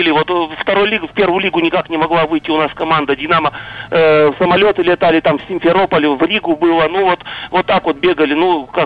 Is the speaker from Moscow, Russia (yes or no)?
no; Yekaterinburg, Sverdlovsk Oblast, Russia; born there; Я родился, конечно, в Свердловске, но мало что там помню.